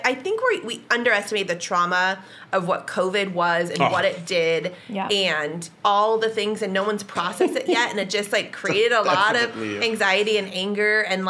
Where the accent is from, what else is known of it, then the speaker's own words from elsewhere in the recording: United States; as an American